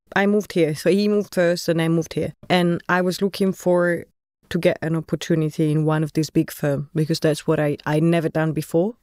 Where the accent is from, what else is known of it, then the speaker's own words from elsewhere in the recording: Florence, Tuscany, Italy; moved away as an adult; also born or lived in England; now in Netherlands; I'm Italian. Born and raised in Florence, studied architecture in Florence, then moved abroad in different places.